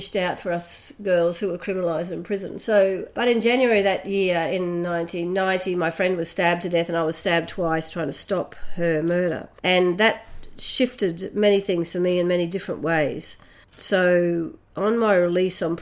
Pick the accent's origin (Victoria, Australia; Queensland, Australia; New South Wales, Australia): Queensland, Australia; Brisbane; I was born here in Meanjin, otherwise known by white people as Brisbane, on the north side. And my parents were poor, working class, and I was raised there